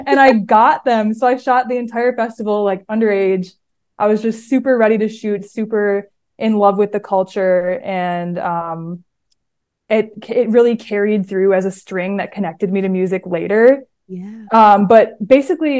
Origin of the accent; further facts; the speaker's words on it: Minnesota, United States; moved away as an adult; now in New York City, United States; I am from Minnesota. I'm a Minnesota girl, born and raised.